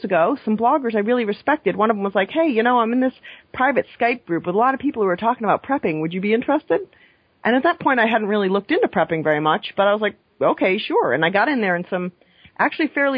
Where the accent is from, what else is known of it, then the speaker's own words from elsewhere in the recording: Maine, United States; now in New York, United States; growing up in Maine in the 80s